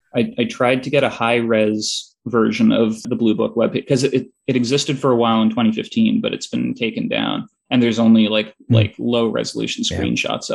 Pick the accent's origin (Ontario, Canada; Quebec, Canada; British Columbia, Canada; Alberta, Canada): Ontario, Canada; Toronto; I'm from Toronto.